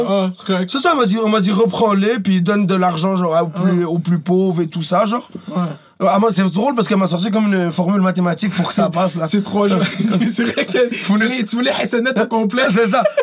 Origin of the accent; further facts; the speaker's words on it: Montreal, Quebec, Canada; also born or lived in Laval; moi, j'ai grandi à Montréal